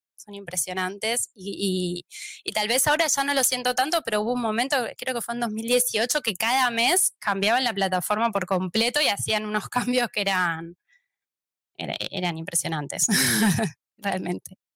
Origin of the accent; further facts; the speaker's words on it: Argentina; accent: Argentine; moved away as an adult; now in Barcelona, Spain; van a notar por mi acento que soy argentina